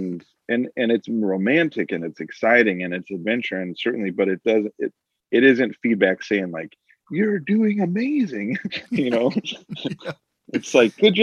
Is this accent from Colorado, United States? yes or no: no; Phoenix, Arizona, United States; I grew up in Phoenix